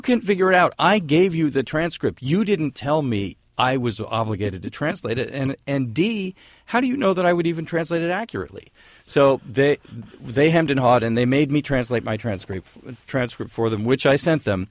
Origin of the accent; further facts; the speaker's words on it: San Francisco, California, United States; moved away as an adult; also born or lived in New York; I grew up in San Francisco